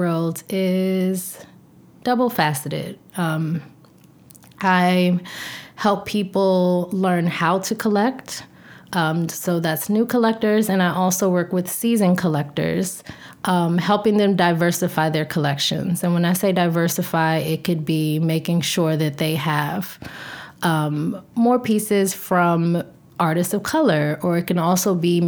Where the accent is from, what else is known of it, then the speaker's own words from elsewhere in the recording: Washington, District of Columbia, United States; moved away; D.C., which is my hometown